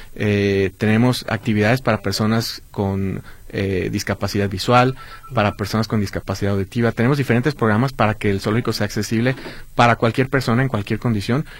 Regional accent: Guadalajara, Jalisco, Mexico; parte de nuestra historia como tapatíos

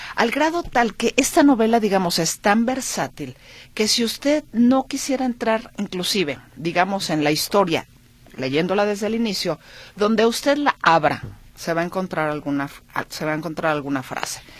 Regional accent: Mexico

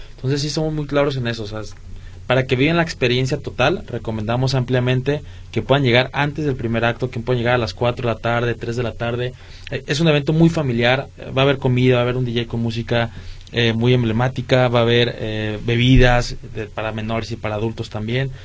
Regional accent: Guadalajara, Jalisco, Mexico; los que somos de Guadalajara

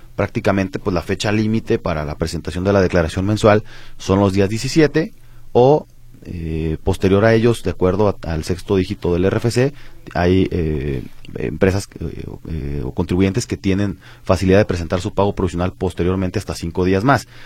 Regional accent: Mexico

